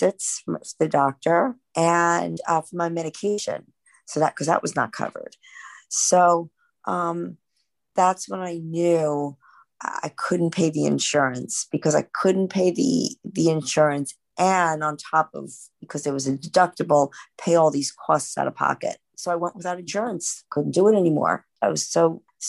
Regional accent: New York City, New York, United States; also born or lived in Flushing, Queens; Born and raised in Manhattan

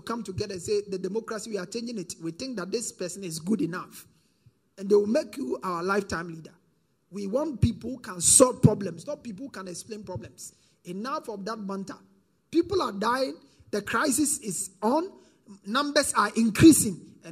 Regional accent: Ghana; as a Ghanaian

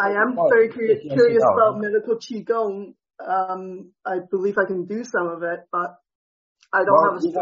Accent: Hong Kong; now in Canada; I was born in Hong Kong.

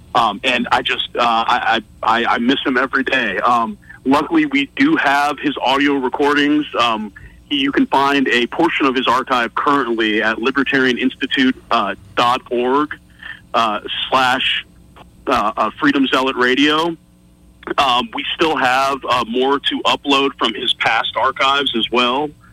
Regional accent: North Texas, United States; I grew up in North Texas.

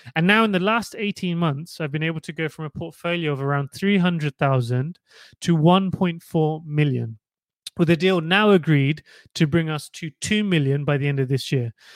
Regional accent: Portsmouth, South East England, United Kingdom; as a young child growing up in Portsmouth

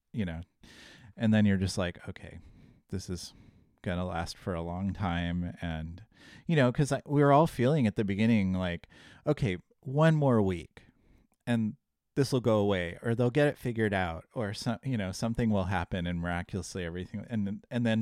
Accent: Puyallup, Washington, United States; now in Portland, United States; I'm from just up north. I grew up in Puyallup, Washington.

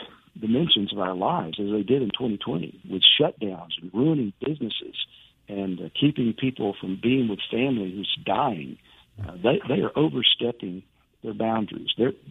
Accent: United States; we as citizens of the United States and Christians

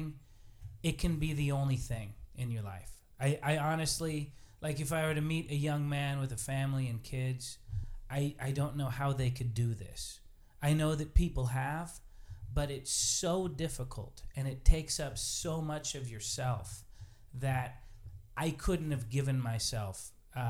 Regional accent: Billings, Montana, United States; I was raised in Billings

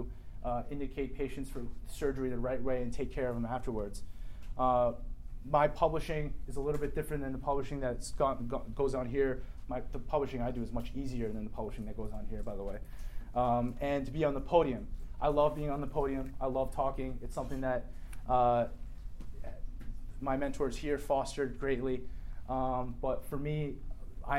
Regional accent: New Jersey, United States; I grew up in New Jersey

